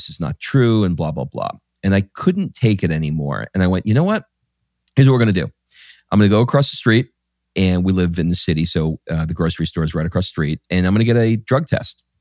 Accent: New York, United States; I grew up in New mm. York

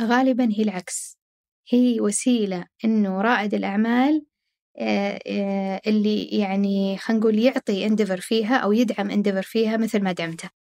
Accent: Saudi Arabia; عندنا في السعوديه

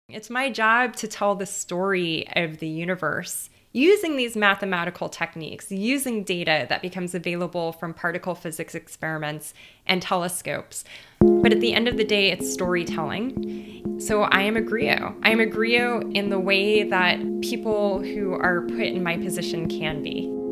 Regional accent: Los Angeles, California, United States; moved away as an adult; I grew up in East L

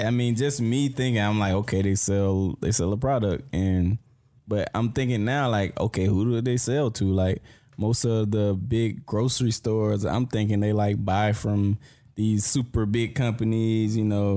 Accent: Morven, Georgia, United States; I'm from Morven, Georgia, Brooks

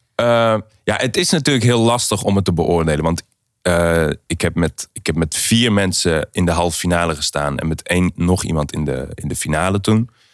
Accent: Aarle-Rixtel, North Brabant, Netherlands; moved away; also born or lived in Helmond; Aarle-Riksel. Ik ben in Helmond eh, geboren

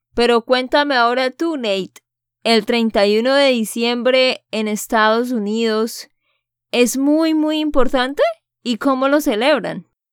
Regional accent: Santander, Colombia; de Santander, Colombia

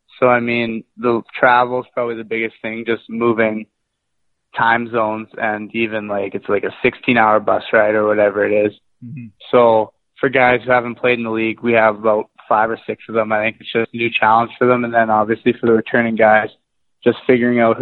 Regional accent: Winnipeg, Manitoba, Canada; I'm from Winnipeg, Manitoba, just kind of in the center of Canada

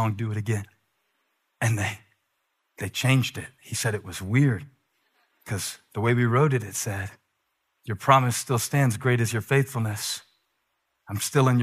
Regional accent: Moncks Corner, South Carolina, United States; moved away; I grew up in Monk's Corner, South Carolina

